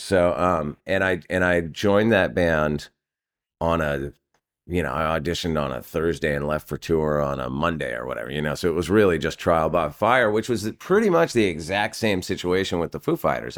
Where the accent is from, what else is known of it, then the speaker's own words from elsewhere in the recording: California, United States; I'm from California and we don't get storms like